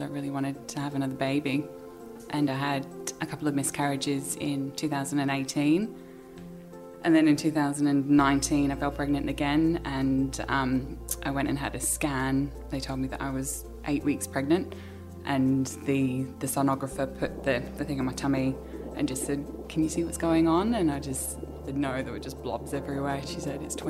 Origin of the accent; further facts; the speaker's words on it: England, United Kingdom; moved away as an adult; also born or lived in Sydney, Australia; now in Australia; I was born in England. I came to Australia nearly 10 years ago.